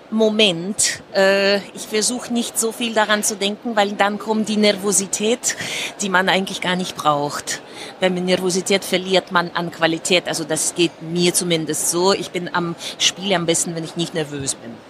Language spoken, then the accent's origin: German; Moscow, Russia; German is a second language; Und zwar, ich bin in Moskau zur Schule gegangen und es war, wir hatten, klingt unglaublich, aber wir hatten keine Computer.